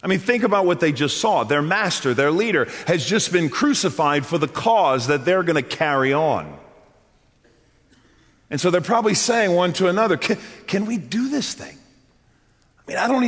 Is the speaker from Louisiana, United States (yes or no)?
yes; New Orleans, Louisiana, United States; I'm from New Orleans